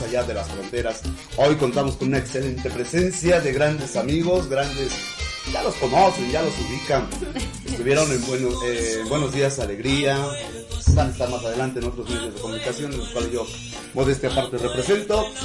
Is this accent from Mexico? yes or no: yes; Huamantla, Tlaxcala, Mexico; mi pueblo, que es Huamantla, sino de todo el estado de, Tlaxcala